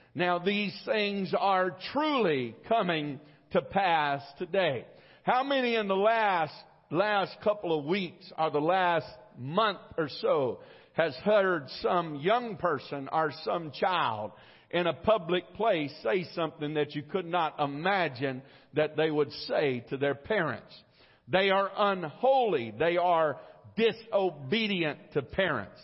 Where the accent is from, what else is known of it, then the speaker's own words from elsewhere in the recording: United States; I am an American.